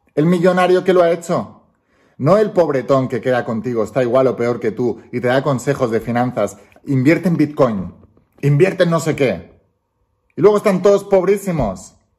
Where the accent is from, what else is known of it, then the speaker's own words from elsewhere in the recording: Spain; yo soy español, vivo en España